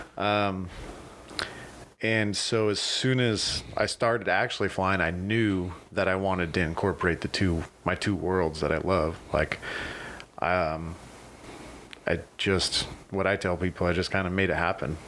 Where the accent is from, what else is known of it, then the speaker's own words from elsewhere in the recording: Needles, California, United States; also born or lived in Lake Havasu City, Arizona; I was born here in Havasu. Um, but I was raised in Needles